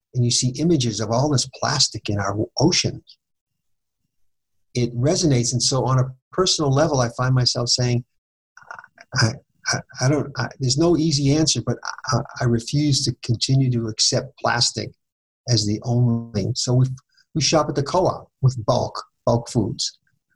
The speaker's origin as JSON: {"language": "English", "town": "Boston", "region": "Massachusetts", "country": "United States", "tie": "born or raised there", "moved": "yes", "lives_now": "Fort Collins, United States", "said": "I grew up in Boston where we had public transportation."}